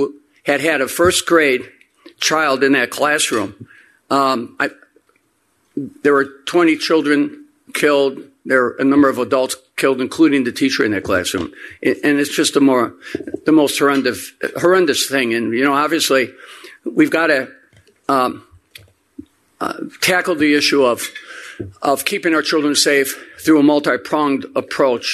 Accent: Chicago, Illinois, United States; Chicagoan through and through. As mentioned, I was born in Roseland on the south side, where my immigrant grandparents settled neatly a century ago

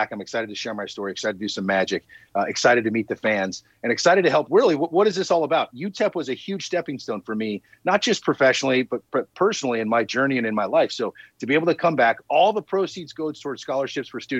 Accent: Southern California, United States; moved away as an adult; also born or lived in El Paso; I grew up in Southern California, flip flops and palm trees. You know what I mean? And so to go from the Southern California life to the El Paso life, which is completely different culture, completely different way of living.

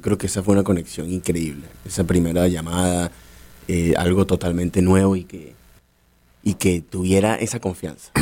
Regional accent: Caracas, Capital District, Venezuela; moved away as an adult; also born or lived in Dublin, Ireland; now in United States; yo nací en Caracas

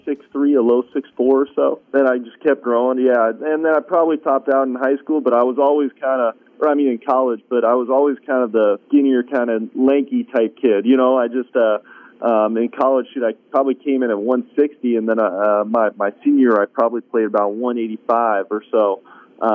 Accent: Bay Area, Northern California, United States; moved away; also born or lived in Florida; I grew up in California. So I grew up in Northern California, right next to, you know, suburbs, San Francisco, Oakland, Berkeley, up in that area, the Bay Area.

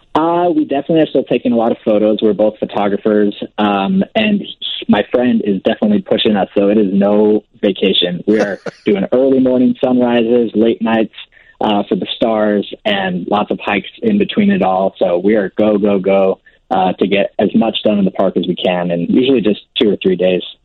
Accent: California, United States; also born or lived in Manhattan, New York; now in New York City, United States; we're originally both from California

